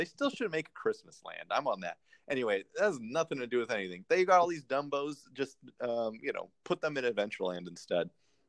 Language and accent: English; California, United States; I grew up in California, so I would cheer for stuff that was in the California ride